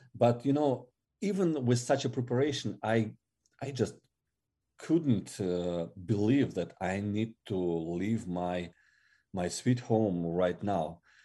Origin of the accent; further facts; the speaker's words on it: Siberia, Russia; English is a second language; moved away as an adult; now in Ukraine; I was born in Russia and, and I was uh, growing there till, uh, twenty-five